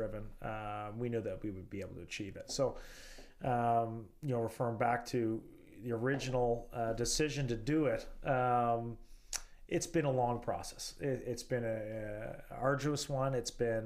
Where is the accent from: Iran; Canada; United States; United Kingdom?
Canada; I was born in Canada.